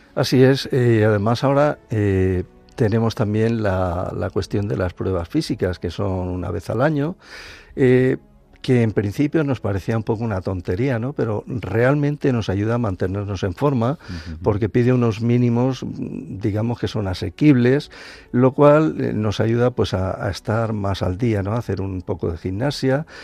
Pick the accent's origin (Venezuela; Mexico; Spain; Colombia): Spain; Alicante, Valencian Community; yo soy alicantino de nacimiento